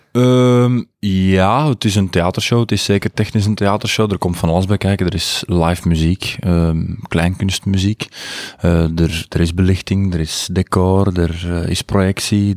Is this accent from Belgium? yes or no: yes; Buggenhout, Londerzeel, Flanders, Belgium; accent: plat Brainonks / Londerzeels dialect; Ik kwam, ik kwam van Brainonk en ik sprak plat Brainonks. Ik sprak echt plat Brainonks eh, dialect